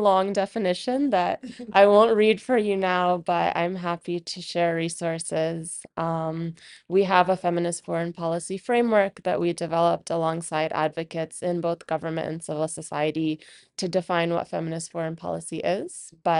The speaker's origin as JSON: {"language": "English", "country": "United States", "tie": "born or raised there", "said": "I grew up in the United States to a very big Pakistani family, and I always knew growing up that I wanted to work at the intersections of my identities."}